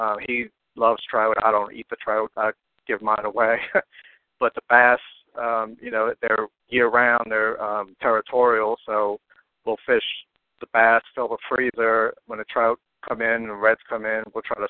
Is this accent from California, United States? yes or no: no; Chalmette, Louisiana, United States; also born or lived in Slidell; we grew up in Chalmette.